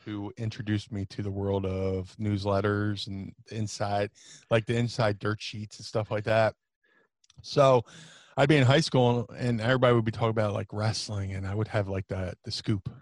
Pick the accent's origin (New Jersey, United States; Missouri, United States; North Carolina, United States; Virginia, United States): New Jersey, United States; Atlantic City; also born or lived in Philadelphia / Ohio; I grew up in Atlantic City